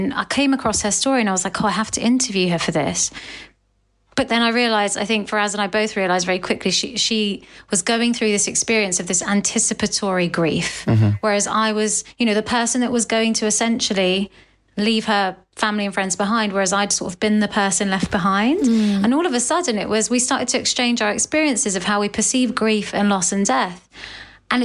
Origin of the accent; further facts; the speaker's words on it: United Kingdom; the duality of being British and Asian, which I obviously am